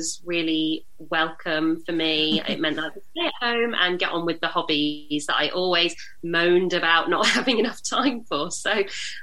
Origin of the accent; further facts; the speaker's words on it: United Kingdom; I'm British Indian.